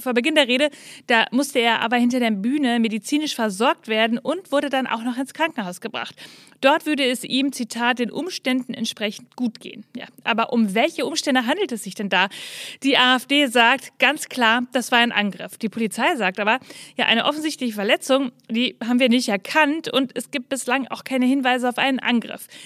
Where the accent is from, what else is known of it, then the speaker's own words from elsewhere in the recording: North Rhine-Westphalia, Germany; Für mich als Ostwestfälin